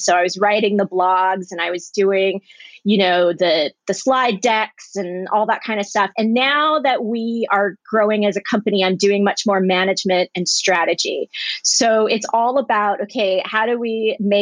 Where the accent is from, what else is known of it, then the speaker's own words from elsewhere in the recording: Springfield, Virginia, United States; moved away as an adult; also born or lived in Orange County, California; now in Los Angeles, United States; my town, Springfield, Virginia